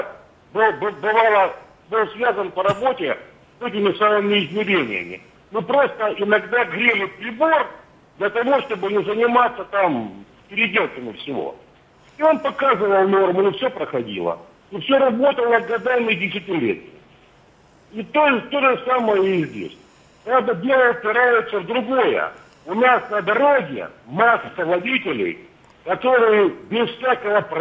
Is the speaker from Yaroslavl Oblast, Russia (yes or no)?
yes; Yaroslavl, Yaroslavl Oblast, Russia; Э, я из Ярославля.